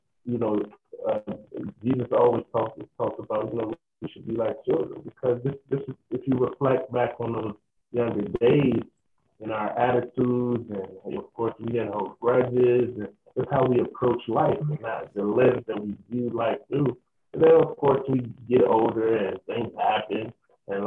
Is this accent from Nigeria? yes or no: yes; Nigeria; growing up in Nigeria